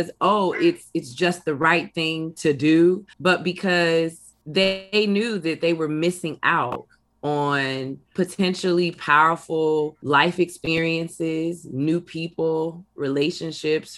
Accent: Inglewood, California, United States; I'm from Inglewood. I live in Inglewood

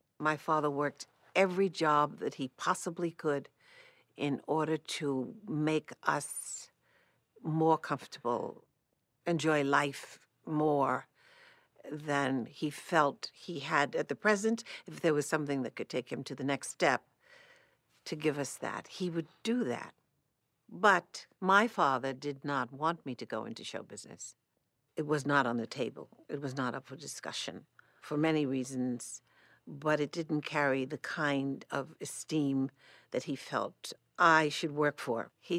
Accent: New York City, New York, United States; I grew up in Manhattan, New York City. I'm certainly a New York City person. Fortunately, I had, because of growing up in New York City, the world to relate to every day from the time I was in elementary school.

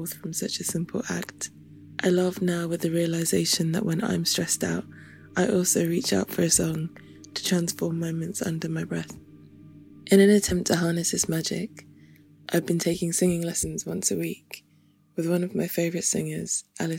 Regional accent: London, United Kingdom; Being Nigerian and British and growing up in London

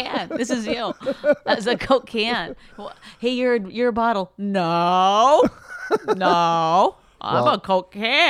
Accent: Canada

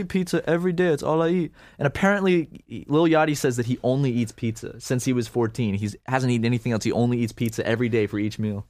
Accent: Charleston, United States; I grew up in Charleston

